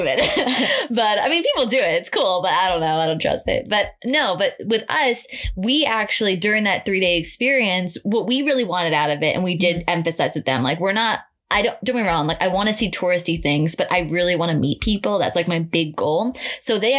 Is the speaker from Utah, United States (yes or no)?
no; New York, United States; I'm a New Yorker